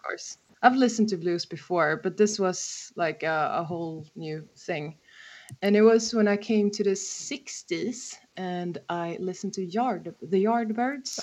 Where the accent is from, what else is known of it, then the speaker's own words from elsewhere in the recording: Stockholm, Stockholm County, Sweden; I'm actually from Stockholm